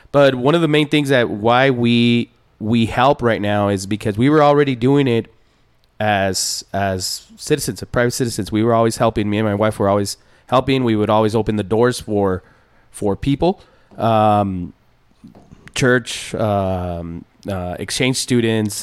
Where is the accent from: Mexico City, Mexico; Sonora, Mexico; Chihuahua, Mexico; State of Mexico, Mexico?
Chihuahua, Mexico; Ciudad Juárez; now in El Paso, United States; I'm from Juarez. I'm from I'm from uh, Bella Vista, which is one of the poorest uh, areas in town mm-hmm. in Juarez